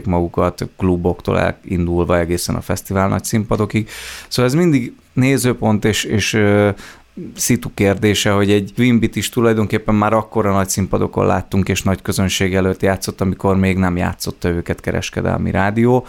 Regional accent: Herend, Veszprém County, Hungary; Egy pici településről származom, Herendnek hívják

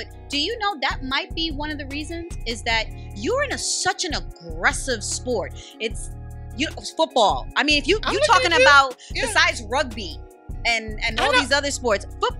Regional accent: New York, United States; also born or lived in Guyana; Born in Guyana, raised in New York.

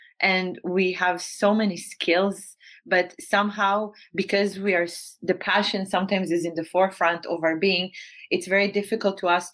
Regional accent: Northern District, Israel; moved away as an adult; now in Amsterdam, Netherlands; I grew up in Israel, in the north part of Israel, in a very small town. And I moved to Holland in 2008. This is my base now in Amsterdam

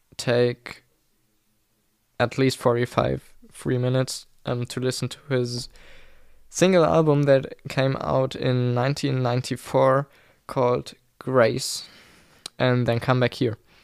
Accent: Germany; English is a second language; English is not my mother tongue. I'm German, I live in Germany

